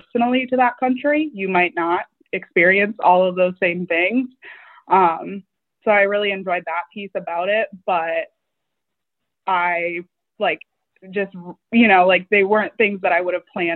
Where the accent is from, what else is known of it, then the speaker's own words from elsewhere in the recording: Michigan's Upper Peninsula, United States; coming from a small town, I'm from Michigan's Upper Peninsula